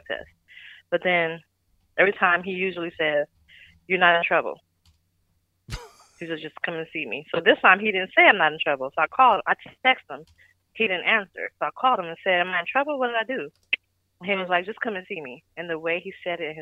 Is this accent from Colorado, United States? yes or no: no; California, United States; also born or lived in Las Vegas, Nevada; now in Houston, United States; I'm from California. I live in Vegas. Now I'm in Houston.